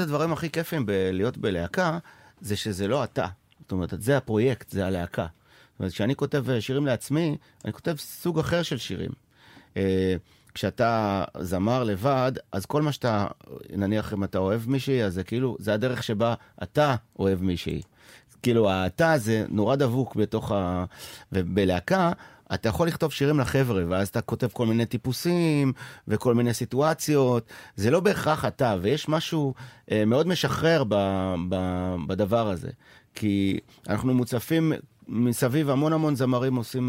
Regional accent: Sderot, Southern District, Israel; now in Tel Aviv, Israel; ואני עדיין ילד משדרות

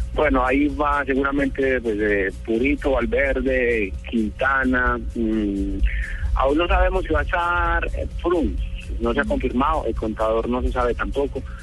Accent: Paisa, Antioquia, Colombia; accent: paisa; moved away as an adult; also born or lived in Italy; muy, muy, muy paisa. Está, este lo tengo muy pegado. No, 10 años para allá, pero no, no cambia nada

